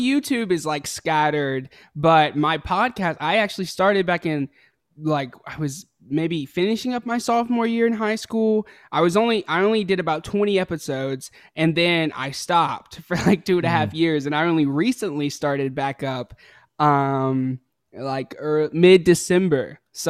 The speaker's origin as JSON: {"language": "English", "town": "Hickory", "region": "North Carolina", "country": "United States", "said": "I'm from North Carolina. Hickory, North Carolina. North Carolina."}